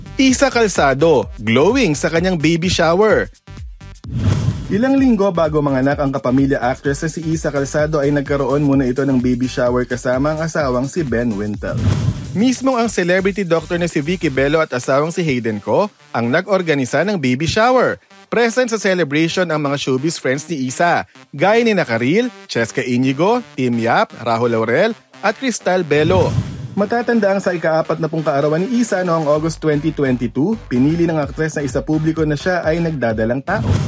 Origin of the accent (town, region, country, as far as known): Philippines